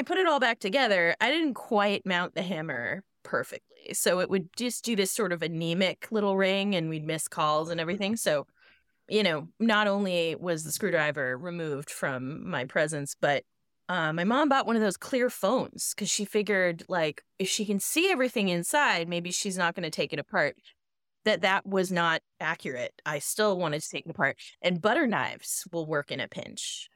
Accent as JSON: {"language": "English", "town": "Boston", "region": "Massachusetts", "country": "United States", "tie": "born or raised there", "said": "I grew up in Boston"}